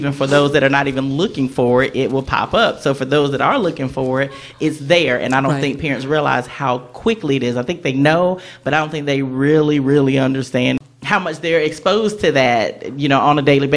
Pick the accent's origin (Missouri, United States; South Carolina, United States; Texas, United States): South Carolina, United States; Conway; And I'm a local girl. I grew up on the Air Force Base